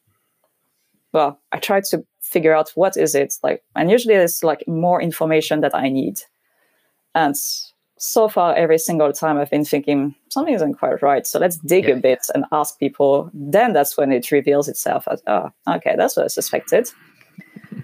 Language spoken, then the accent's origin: English; Normandy, France; English is a second language; moved away as an adult; also born or lived in Paris / United Kingdom; I grew up in Normandy